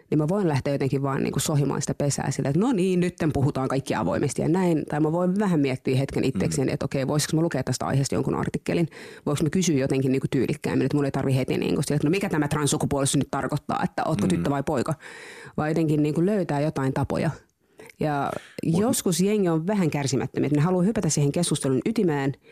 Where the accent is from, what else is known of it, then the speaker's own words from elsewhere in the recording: Tampere, Pirkanmaa, Finland; Monien vaiheiden kautta. Se on vähän pidempi tarina, mutta siis olen asunut Tampereella lapsuuteni